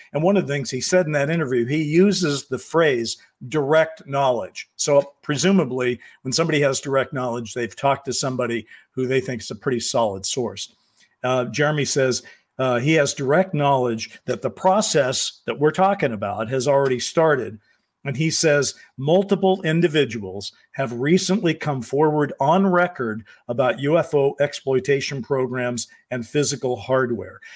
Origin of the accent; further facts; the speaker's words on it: United States; I'm an American who's been around for a long time